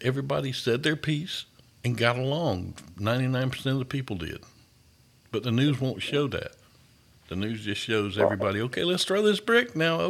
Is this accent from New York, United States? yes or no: no; Thomson, Georgia, United States; my hometown of Thompson.